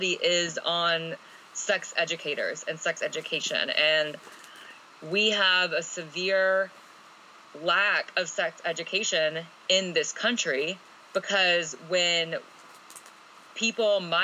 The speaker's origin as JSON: {"language": "English", "region": "Alabama", "country": "United States", "tie": "born or raised there", "said": "I grew up in Alabama"}